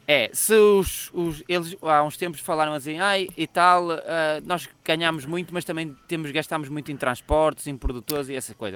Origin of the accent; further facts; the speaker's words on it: Braga, Norte, Portugal; aqui em Braga